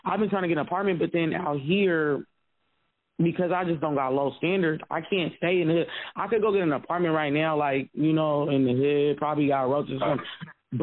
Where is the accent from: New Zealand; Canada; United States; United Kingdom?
United States; Seattle, Washington; moved away as an adult; now in Florida, United States; I'm from Seattle, so I'm used to the diversity